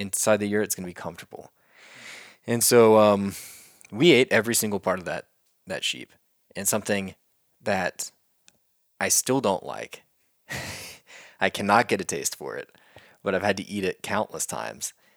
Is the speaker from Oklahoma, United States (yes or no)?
yes; Oklahoma, United States; growing up in Oklahoma in our schools